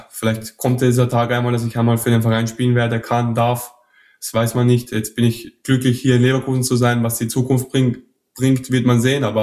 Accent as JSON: {"language": "German", "region": "Vienna", "country": "Austria", "tie": "born or raised there", "accent": "Viennese", "said": "Dort bin ich geboren, dort bin ich dankbar, dass ich aufwachsen durfte. Österreich ist meine Heimat. Ich werde auch 100% zurückkehren ich fühle mich dort einfach am wohlsten, einfach, ja, schon wenn ich meine, den wienerischen Dialekt einmal rausspreche"}